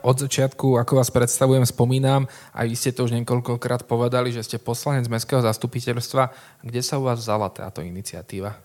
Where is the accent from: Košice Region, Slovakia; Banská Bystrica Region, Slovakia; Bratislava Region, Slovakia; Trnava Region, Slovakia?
Trnava Region, Slovakia; Trnava; Som Trnavčan, žijem v Trnave